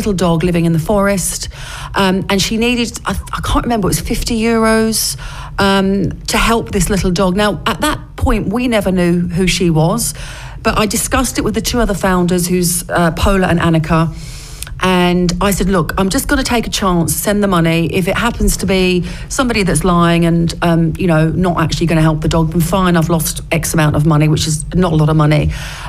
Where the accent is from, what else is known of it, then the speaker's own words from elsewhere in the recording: Basildon, East of England, United Kingdom; also born or lived in London; Well, yeah, I was born in London, but we moved to Essex when I was a child, and I was brought up in Essex, actually in Basildon.